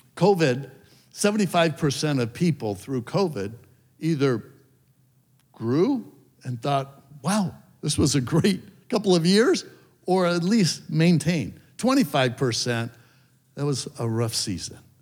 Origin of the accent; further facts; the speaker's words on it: Hermosa Beach, California, United States; I grew up in Hermosa Beach, up in LA County